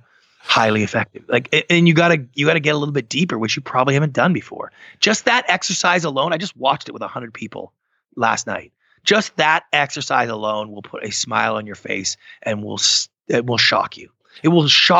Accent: Canada; I'm Canadian

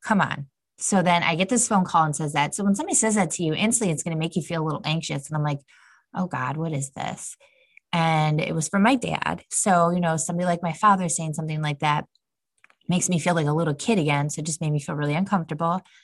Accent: Cleveland, Ohio, United States; moved away as an adult; now in Austin, United States; for my family, we are from Cleveland, Ohio, so we are from the Midwest

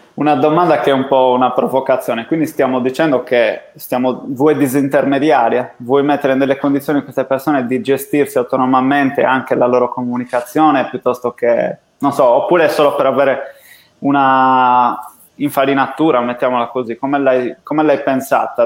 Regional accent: Sardinia, Italy

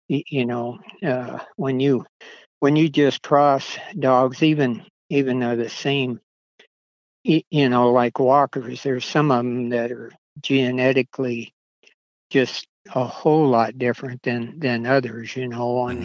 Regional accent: Oregon, United States; moved away as an adult; also born or lived in California; now in Nevada, United States; I was born in California, and uh, I I was actually raised uh, in Oregon

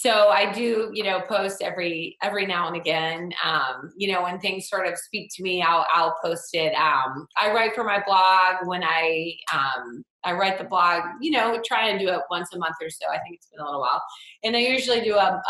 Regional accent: Atlanta, Georgia, United States; I'm from Atlanta

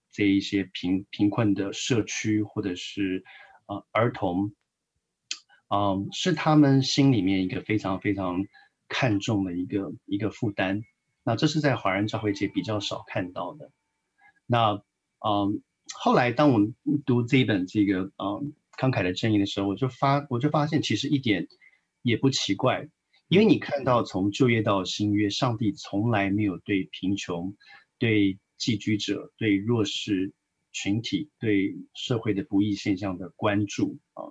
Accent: Taiwan; moved away as an adult; now in United States; 我们都是从台湾来的，我们的嗯。背景很相似。那我自己在很传统的教会长大

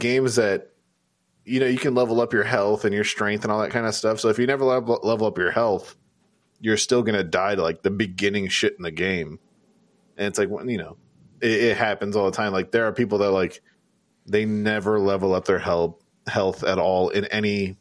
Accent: California, United States; we're all from California

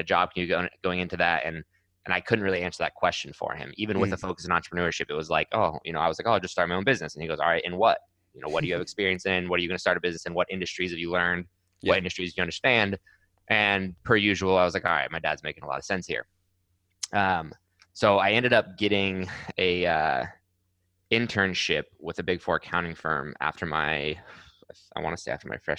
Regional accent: Scottsdale, Arizona, United States; also born or lived in Mammoth Lakes, California; I was born in Mammoth, California. It's a very small kind of mountain town in California. Was there until I was about eight, and then family moved to Scottsdale, Arizona

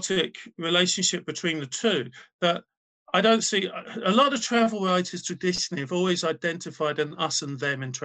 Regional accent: Wales, United Kingdom; I'm from Wales

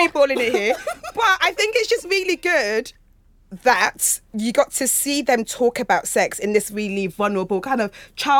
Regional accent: London, United Kingdom; being from East London?

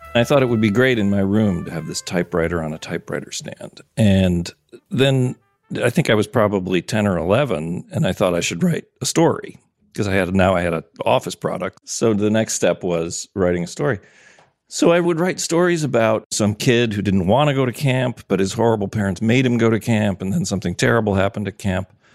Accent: Wisconsin, United States; also born or lived in Minnesota; I was born in Wisconsin

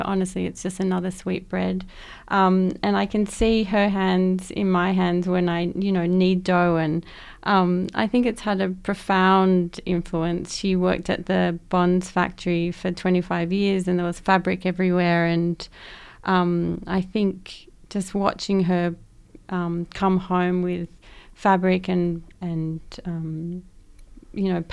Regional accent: Sydney, New South Wales, Australia; I grew up in Western Sydney

